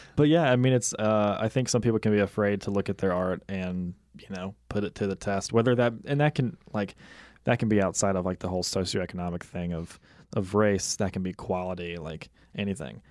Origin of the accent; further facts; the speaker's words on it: Mississippi, United States; moved away; my house in, in Mississippi, in my hometown